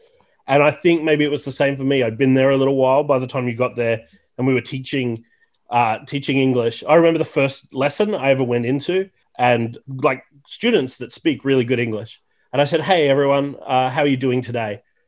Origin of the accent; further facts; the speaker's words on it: Tasmania, Australia; accent: Australian; I'm from Tasmania, which is, we have, I think, some of the milder Australian accents. Like, if you go up to Queensland, that's where you get the Steve Irwin kind of accent. And I don't think I have that. Like, obviously, I have an accent